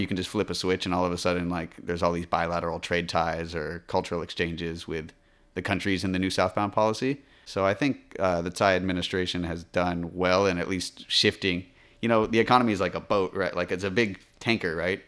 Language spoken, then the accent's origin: English; United States; moved away as an adult; now in Taiwan; an American living in Taiwan